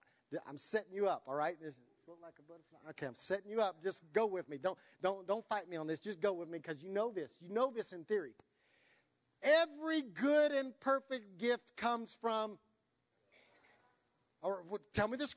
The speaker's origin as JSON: {"language": "English", "country": "United States", "said": "we're American"}